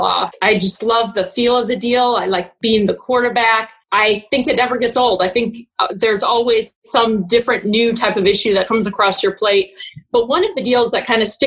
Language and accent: English; Gary, Indiana, United States; also born or lived in Chicago, Illinois; now in St. Louis, United States; I'm originally from Gary, Indiana